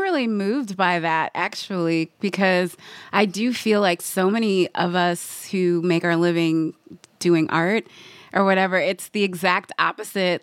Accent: Midwest, United States; I'm from the Midwest, so, like, malls were, like, a huge part of growing up.

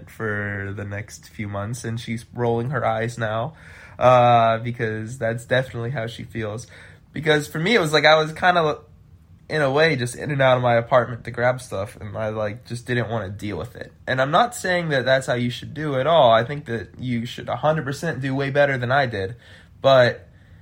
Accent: Midwest, United States; also born or lived in Chicago; I'm from the Midwest

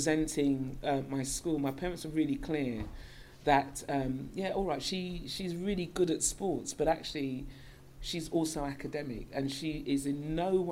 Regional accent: London, United Kingdom; As a little girl growing up in North London, N-O-R-F, the correct side of London, from London, you'll understand the reference. I grew up not too far from here

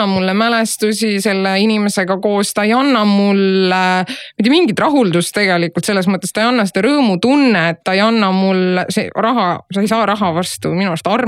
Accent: Estonia

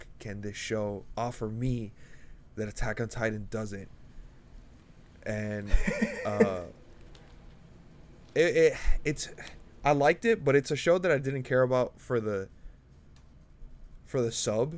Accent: United States; as an American

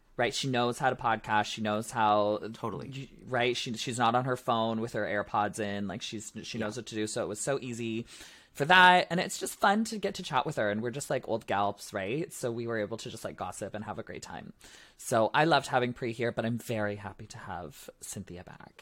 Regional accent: Ontario, Canada; I'm from Ontario

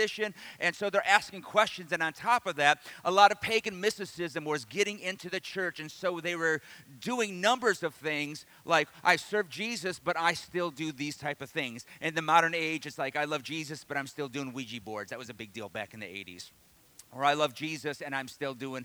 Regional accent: Detroit, Michigan, United States; also born or lived in the South; I grew up in Detroit, but I went to Bible college in the South

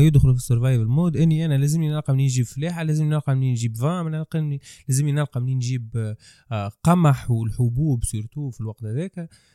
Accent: Tunisia; انا كتونسي

